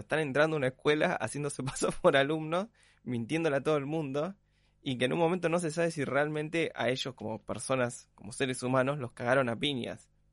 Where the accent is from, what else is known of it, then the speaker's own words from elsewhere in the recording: Argentina; nosotros como argentinos